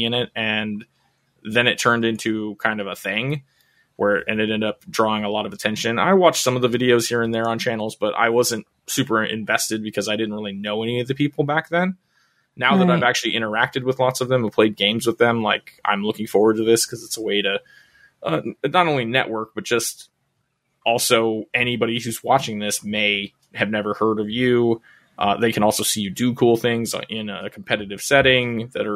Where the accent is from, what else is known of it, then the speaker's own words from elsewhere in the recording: Southern California, United States; another local SoCal boy like myself